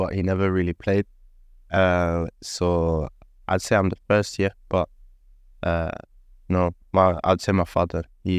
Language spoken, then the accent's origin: English; Oslo, Norway; So I'm born and raised in Oslo. Was born in 2003. I grew up in a small place in Oslo called Torsen.